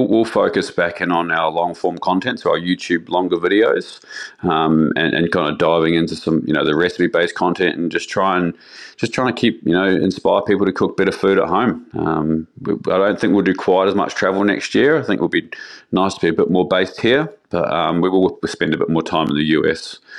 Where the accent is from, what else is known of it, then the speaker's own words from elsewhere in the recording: New Zealand; it's always lamb for me, being a Kiwi